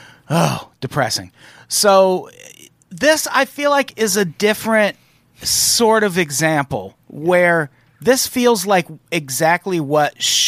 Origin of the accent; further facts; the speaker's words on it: Peoria, Illinois, United States; I grew up in Peoria, Illinois, like right next to Iowa.